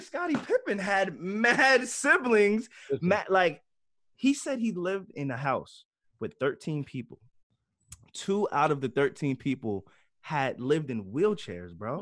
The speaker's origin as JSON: {"language": "English", "region": "New York", "country": "United States", "said": "we're all from New York"}